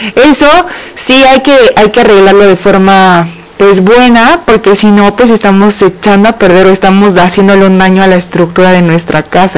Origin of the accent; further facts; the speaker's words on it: Mexico; como mexicano